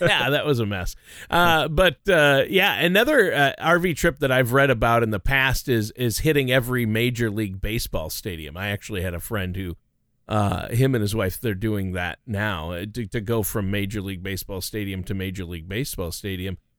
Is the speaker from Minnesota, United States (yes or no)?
yes; Minnesota, United States; moved away; my home state of Minnesota